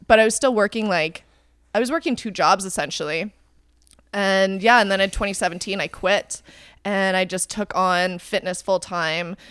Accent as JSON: {"language": "English", "town": "Calgary", "region": "Alberta", "country": "Canada", "tie": "born or raised there", "also_born_or_lived": "Vancouver, Canada", "moved": "yes", "lives_now": "Toronto, Canada", "said": "I grew up in Calgary"}